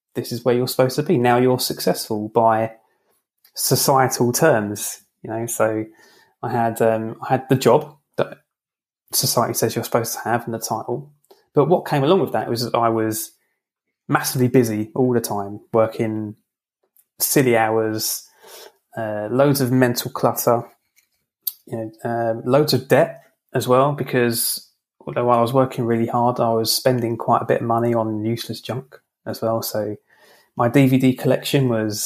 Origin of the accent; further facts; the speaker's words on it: London, United Kingdom; I'm from London